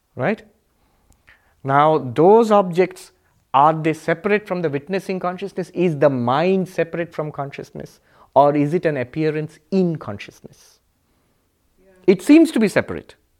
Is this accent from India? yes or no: yes; India; now in New York, United States; I am a monk. I am an Indian. I am, um, in, uh, um, New York.